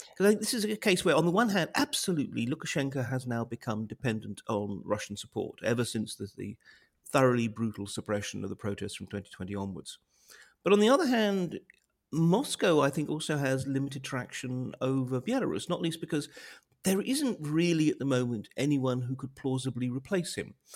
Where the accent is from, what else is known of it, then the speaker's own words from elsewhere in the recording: United Kingdom; as a Brit